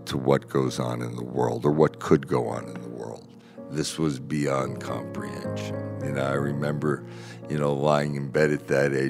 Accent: Branford, Connecticut, United States; now in Bethel, United States; I grew up in Branford, Connecticut

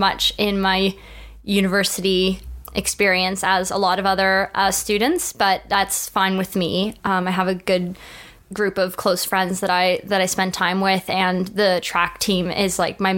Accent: Toronto, Ontario, Canada; moved away as an adult; now in Scotland; Growing up in Toronto and going to high school here

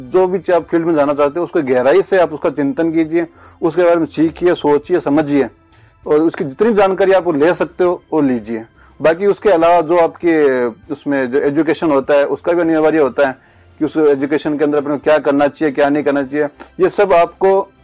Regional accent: Hanumangarh, Rajasthan, India; moved away as an adult; now in Udaipur, India; मेरा जन्म स्थान हनुमानगढ़ डिस्ट्रिक्ट में हुआ है वहाँ मैंने अपना जन्म से लेकर के जो अपना कहते हैं कि काम करने की उम्र होती है तब तक सारा जीवन वहीं मैंने अपना निकाला है

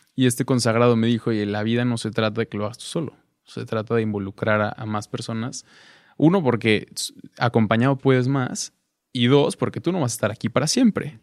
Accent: Cuernavaca, Morelos, Mexico; en Cuernavaca, de donde yo soy

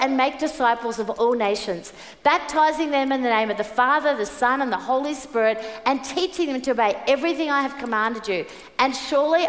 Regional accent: Brisbane, Queensland, Australia; moved away; I was born in Brisbane.

